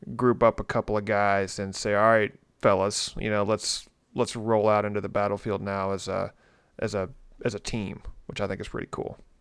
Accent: Tennessee, United States; I'm from Tennessee

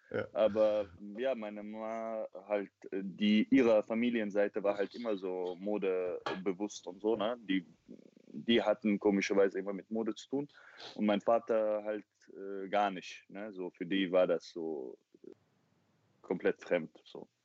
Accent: Chechnya, Russia; ich habe ihr erklärt, ich komme aus Tschetschenien und so, bei uns gibt es keine Models und sowas.

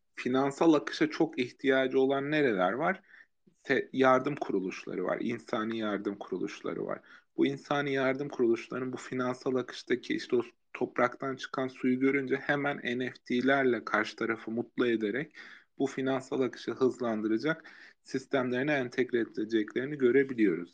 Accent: Erzurum, Turkey; ben mesela Erzurum'da büyüdüm

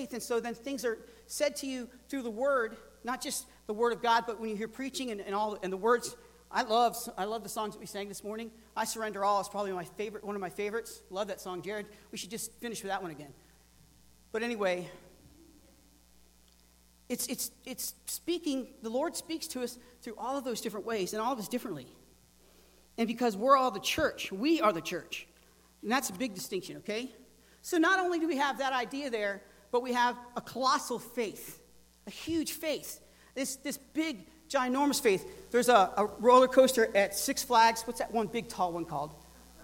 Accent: the South, United States; moved away; I'm from the South

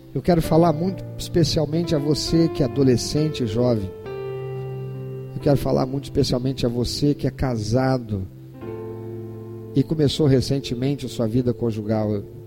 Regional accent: Brazil

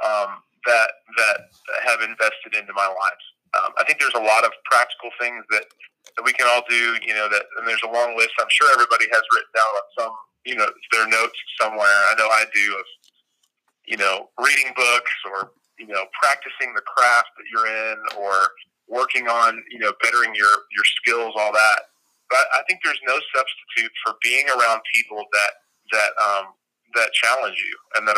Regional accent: Colorado Springs, Colorado, United States; moved away as an adult; also born or lived in Southern California; now in Birmingham, United States; I'm originally from Southern California, and when I was 10, we moved to Colorado Springs, Colorado

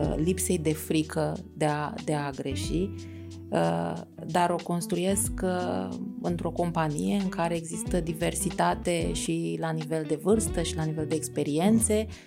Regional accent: Romania; noi, așa ca români

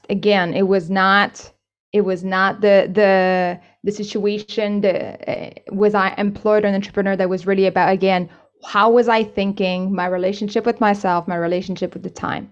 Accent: Canada; moved away as an adult; also born or lived in China; now in Spain; I'm originally Canadian, but I worked in China for a few years, and now I'm based in Spain.

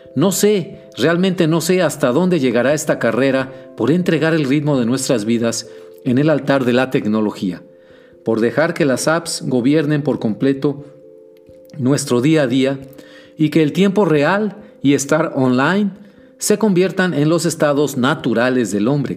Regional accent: Mexico; nos amenazan como mexicanos de a pie que somos

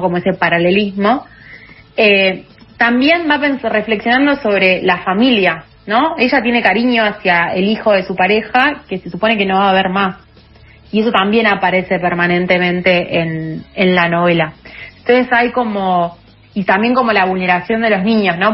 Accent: Argentina; en Argentina

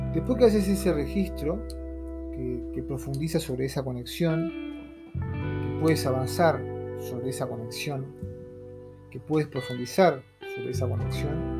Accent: Uruguay; soy de Uruguay.

